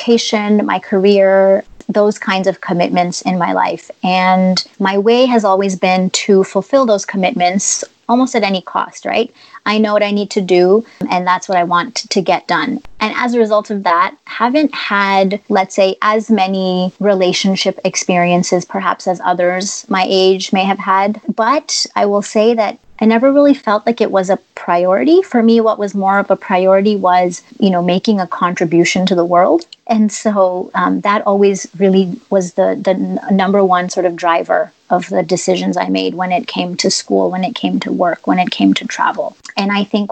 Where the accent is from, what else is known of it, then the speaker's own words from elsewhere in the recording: Toronto, Ontario, Canada; moved away as an adult; also born or lived in Tajikistan / Tanzania / Portugal / United States; I was born and raised in Toronto, Canada